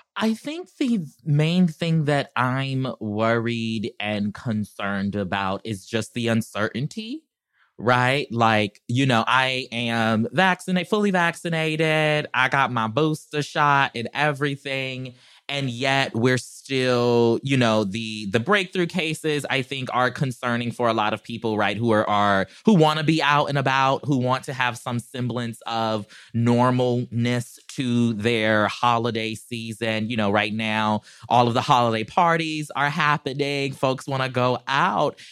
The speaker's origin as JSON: {"language": "English", "region": "South Carolina", "country": "United States", "moved": "yes", "lives_now": "Los Angeles, United States", "said": "I'm country, I'm from South Carolina"}